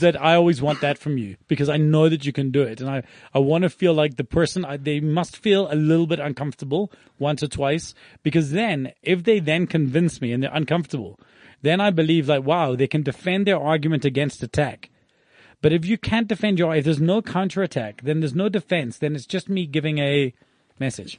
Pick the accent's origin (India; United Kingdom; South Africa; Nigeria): South Africa; we are business owners from South Africa